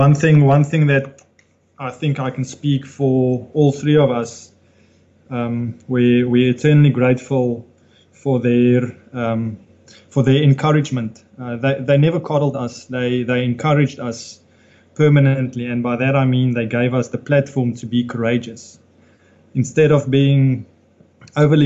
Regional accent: Nelspruit, Mpumalanga, South Africa; We grew up in Nelspruit. We were very fortunate to have a wonderful childhood

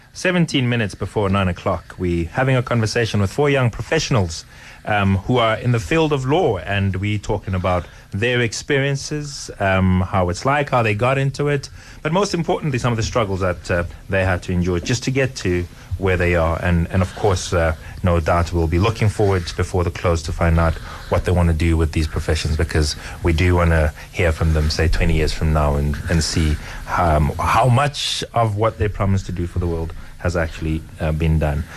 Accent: Johannesburg, Gauteng, South Africa; I grew up in Johannesburg

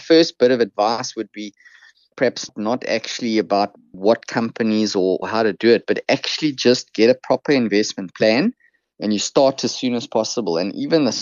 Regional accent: Krugersdorp, Gauteng, South Africa; I sort of grew up on the West Rand. Probably many of your listeners have never heard of the place, Krugersdorp

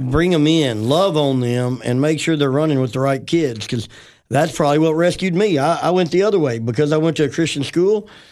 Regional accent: Memphis, Tennessee, United States; I grew up in Tennessee, West Tennessee.

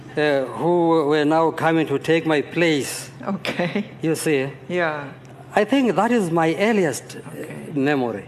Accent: Johannesburg, Gauteng, South Africa; now in Ohio, United States; I grew up in Johannesburg, in Soweto

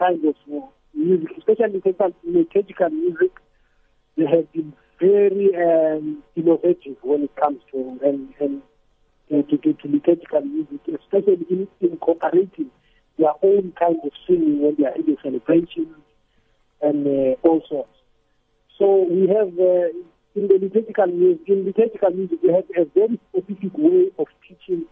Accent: South Africa; moved away as an adult; now in Kenya; as a South African

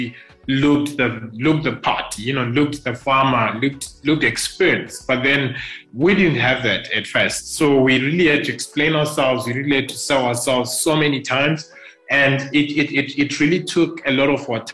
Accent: Nyazura, Manicaland, Zimbabwe; now in Harare, Zimbabwe; I grew up mainly in Nyazura, which is a town here in Zimbabwe

